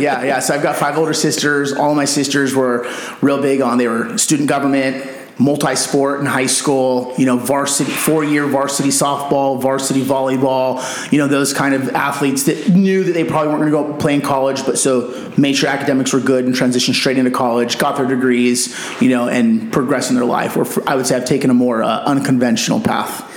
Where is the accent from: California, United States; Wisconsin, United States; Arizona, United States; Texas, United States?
Arizona, United States; Yuma; moved away as an adult; now in Scottsdale, United States; I grew up in Yuma